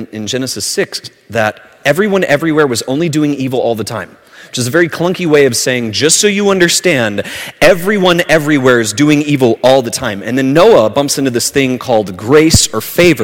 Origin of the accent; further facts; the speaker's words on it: southern Alabama, United States; where I grew up in southern Alabama